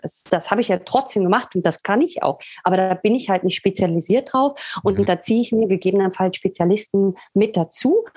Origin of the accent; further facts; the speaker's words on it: Berlin, Germany; moved away as an adult; also born or lived in England / Sweden; now in Italy; ich komme aus Berlin ursprünglich, äh, habe aber dann zehn Jahre in England gelebt, dann in Schweden und momentan befinde ich mich in Italien